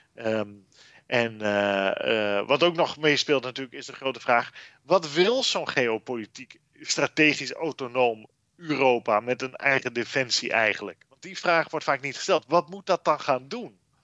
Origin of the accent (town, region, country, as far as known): Netherlands